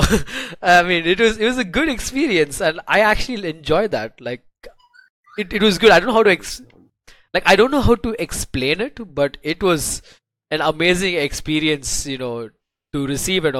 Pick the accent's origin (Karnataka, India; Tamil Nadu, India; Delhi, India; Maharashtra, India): Tamil Nadu, India; Chennai; I'm a kid from Chennai